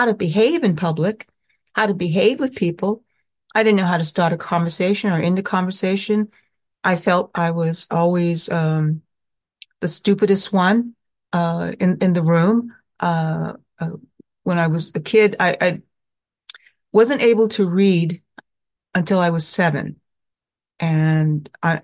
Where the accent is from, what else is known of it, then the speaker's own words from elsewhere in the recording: Sacramento, California, United States; moved away as an adult; also born or lived in Oakland, California / Manhattan, New York; I grew up in Sacramento, California